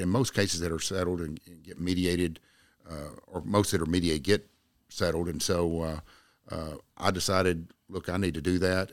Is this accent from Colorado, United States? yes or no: no; Jacksboro, Texas, United States; I was born in Jacksboro, raised in Jacksboro, uh, graduated from Jacksboro High School in nineteen seventy-nine.